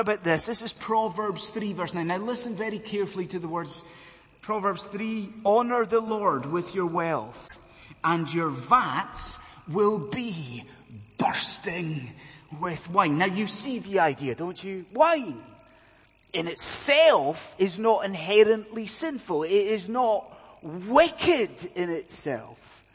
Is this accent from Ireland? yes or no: no; Scotland, United Kingdom; now in London, United Kingdom; I'm a Scotsman